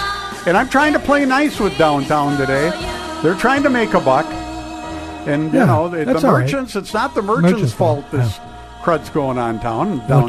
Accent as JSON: {"language": "English", "town": "Crookston", "region": "Minnesota", "country": "United States", "tie": "born or raised there", "moved": "yes", "said": "Crookston, my hometown."}